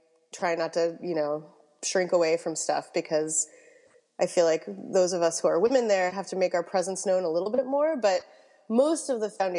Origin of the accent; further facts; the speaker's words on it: Massachusetts near Cape Cod, United States; I grew up in Massachusetts near Cape Cod